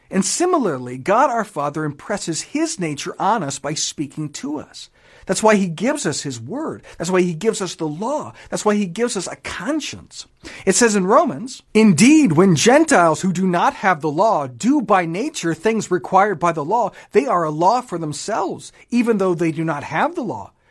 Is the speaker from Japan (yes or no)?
yes; Japan; I grew up in Japan, spent many years there. I don't speak a lick of it.